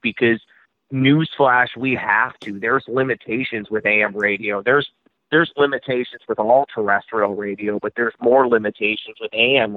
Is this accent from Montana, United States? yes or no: no; Lakeville, Minnesota, United States; also born or lived in South Dakota; I grew up in Lakeville, Minnesota